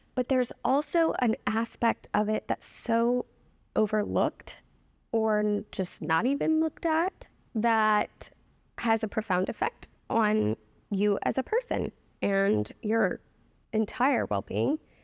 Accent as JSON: {"language": "English", "town": "New Orleans", "region": "Louisiana", "country": "United States", "also_born_or_lived": "New York", "moved": "yes", "lives_now": "Boston, United States", "said": "I'm from New Orleans"}